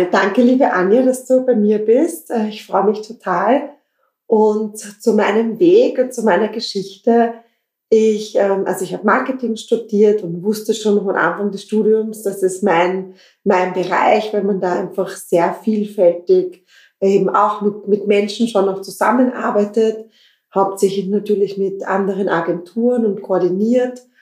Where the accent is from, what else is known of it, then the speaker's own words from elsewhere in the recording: Klosterneuburg, Lower Austria, Austria; ich komme aus Klosterneuburg, ich habe recherchiert, so in Richtung Thulen gibt es eigentlich noch, ähm, noch keine Brautbodengeschäfte.